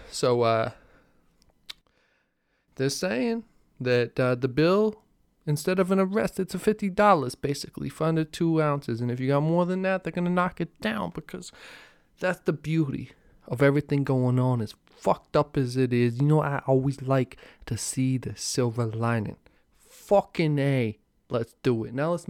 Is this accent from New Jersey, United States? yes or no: yes; New Jersey, United States; now in California, United States; I'm from New Jersey.